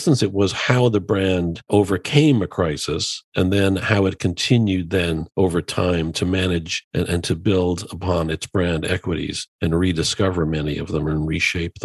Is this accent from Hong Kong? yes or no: no; Ireland; I grew up in Ireland